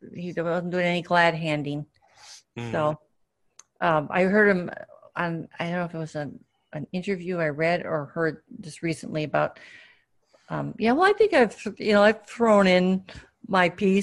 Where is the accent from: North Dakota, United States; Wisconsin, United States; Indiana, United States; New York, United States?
Wisconsin, United States; one former, one current senator of Wisconsin, which is basically my home state.